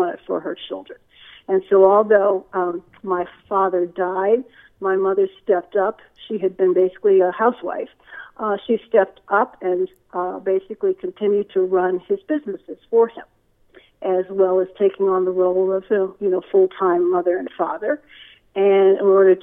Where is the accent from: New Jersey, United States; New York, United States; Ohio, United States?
Ohio, United States; Cleveland; I also grew up in Cleveland, Ohio.